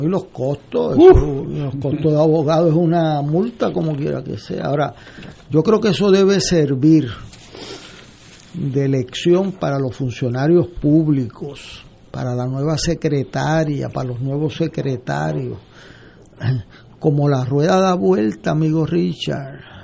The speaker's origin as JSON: {"language": "Spanish", "town": "San Juan", "country": "Puerto Rico", "said": "yo vengo de Río Piedra"}